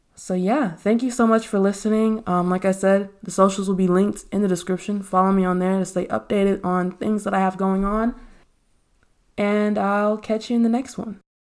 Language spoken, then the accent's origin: English; Texas, United States; born and raised in Texas